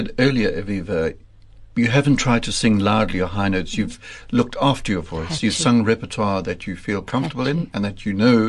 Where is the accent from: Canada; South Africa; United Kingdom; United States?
South Africa; also born or lived in Johannesburg, South Africa; I come from Durban and Johannesburg